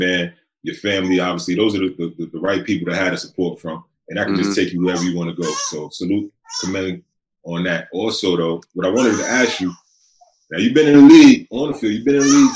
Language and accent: English; New York City, New York, United States; I'm from New York City